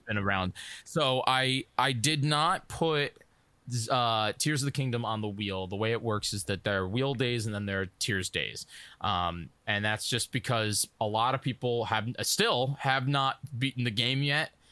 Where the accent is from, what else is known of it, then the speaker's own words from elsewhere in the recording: New York, United States; I'm from New York